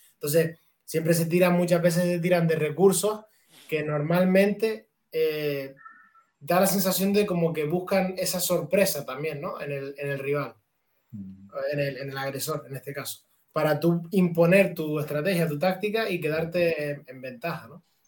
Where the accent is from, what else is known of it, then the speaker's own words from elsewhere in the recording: Canary Islands, Spain; mi pueblo, allí en Canarias.